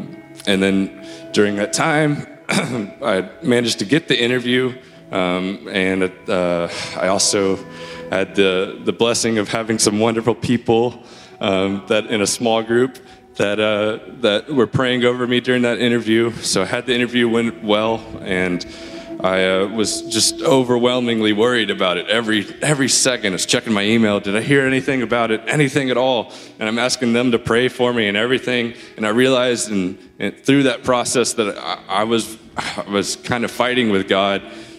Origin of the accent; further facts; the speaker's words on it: Memphis, Tennessee, United States; I came here from Memphis about 5 years ago to attend MTSU, and I studied music there, and after graduating, I stayed here and started working in music